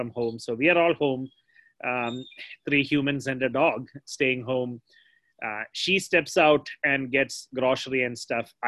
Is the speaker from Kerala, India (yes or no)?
yes; Kerala, India; now in United States; the one state where I grew up in Kerala